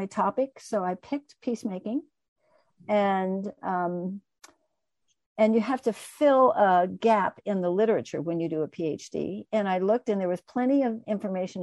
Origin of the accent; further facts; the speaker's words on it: United States; also born or lived in Colorado; I was raised in the United States, kind of a middle-class white girl